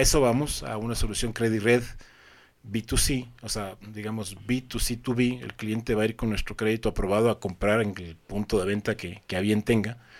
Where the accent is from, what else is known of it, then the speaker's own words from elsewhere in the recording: Ecuador; moved away as an adult; also born or lived in Colombia; soy ecuatoriano